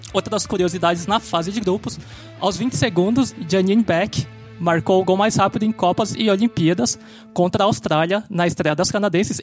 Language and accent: Portuguese; São Paulo, Brazil; eu sou de São Paulo